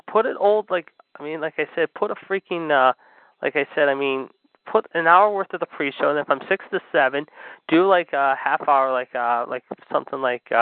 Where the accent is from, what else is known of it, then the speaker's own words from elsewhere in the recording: Pennsylvania, United States; It's in my home state of Pennsylvania.